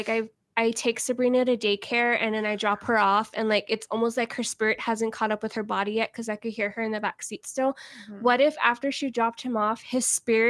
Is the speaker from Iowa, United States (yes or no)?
no; San Antonio, Texas, United States; I'm from San Antonio, Texas